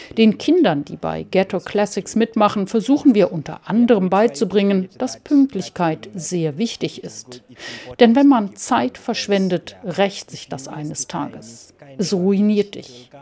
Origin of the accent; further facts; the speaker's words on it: Germany; now in South Africa; ich als Deutsche